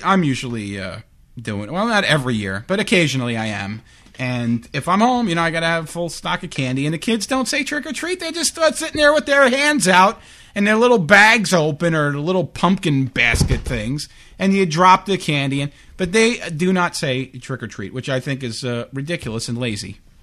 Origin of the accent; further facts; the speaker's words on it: Long Beach, New York, United States; I grew up on Long Island